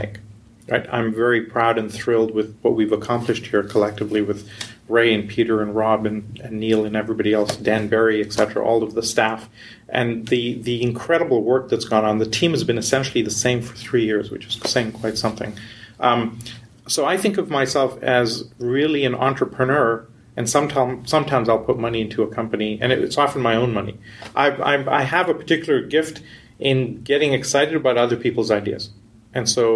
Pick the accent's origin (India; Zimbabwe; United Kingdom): India; also born or lived in Canada / Europe / New York / West Coast, United States; now in United States; I grew up in India. I did my schooling in university in Canada